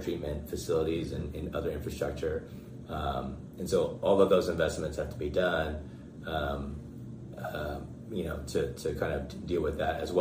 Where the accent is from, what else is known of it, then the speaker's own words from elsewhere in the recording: Bakersfield, California, United States; This is the place that I was born and raised